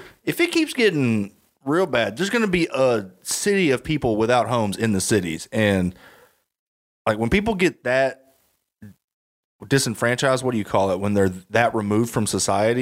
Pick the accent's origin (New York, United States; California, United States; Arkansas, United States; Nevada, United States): Arkansas, United States; I'm from Arkansas